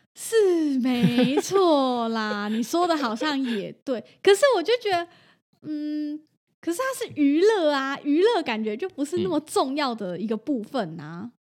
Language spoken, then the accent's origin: Chinese; Taiwan; 日本人跟台湾人不一样哦，虽然我们被日本殖民过，可是像我们家，我爷爷奶奶是完全不吃牛肉的。